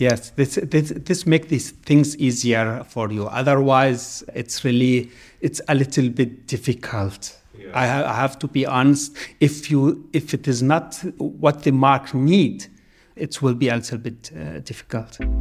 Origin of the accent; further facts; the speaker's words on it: Jordan; moved away as an adult; also born or lived in Amman, Jordan; now in Berlin, Germany; I'm coming from Jordan